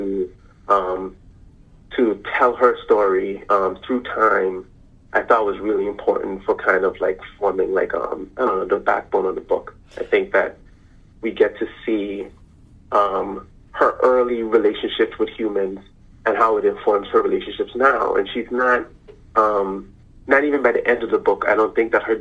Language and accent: English; U.S. Virgin Islands; moved away as an adult; also born or lived in Maryland; I grew up in the Virgin Islands